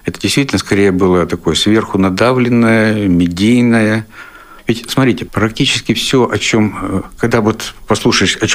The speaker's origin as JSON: {"language": "Russian", "region": "Siberia", "country": "Russia", "said": "Сибиряк тоже. Я сибиряк."}